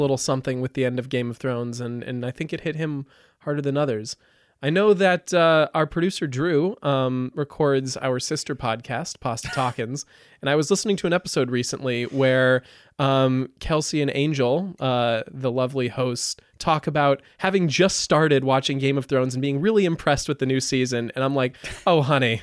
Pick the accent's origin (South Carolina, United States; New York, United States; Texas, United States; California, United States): California, United States; Napa Valley; moved away; I grew up in Napa Valley